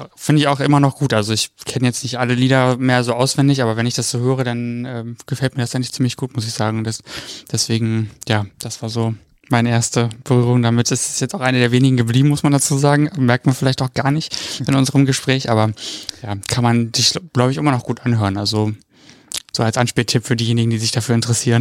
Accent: Cologne, North Rhine-Westphalia, Germany

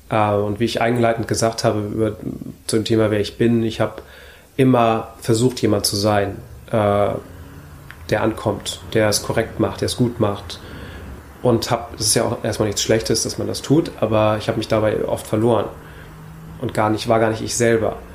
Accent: Hamburg, Germany; geboren in Hamburg und aufgewachsen in Hamburg.

